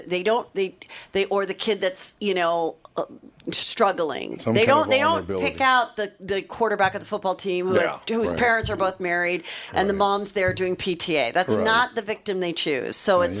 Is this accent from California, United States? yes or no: yes; Los Angeles, California, United States; Woodland Hills